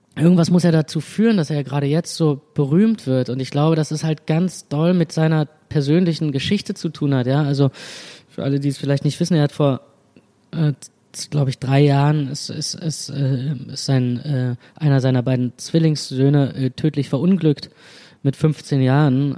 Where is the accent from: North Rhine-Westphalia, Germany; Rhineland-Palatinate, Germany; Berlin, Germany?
Berlin, Germany; im, im, Zentrum, Zentrum von Berlin geboren und dachte immer, ich äh, bin ein reines Stadtkind